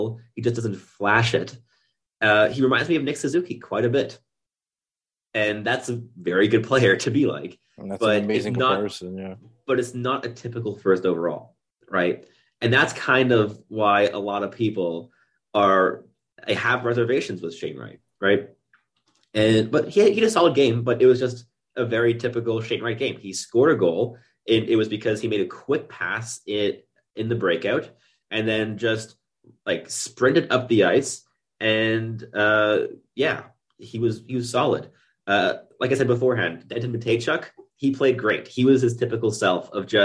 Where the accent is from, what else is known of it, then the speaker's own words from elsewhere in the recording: Quebec, Canada; first language English; now in Ottawa, Canada; I grew up in Quebec